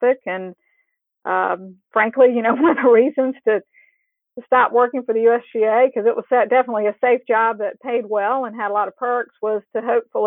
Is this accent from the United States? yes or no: yes; South Carolina, United States; moved away as an adult; now in Houston, United States; I grew up in South Carolina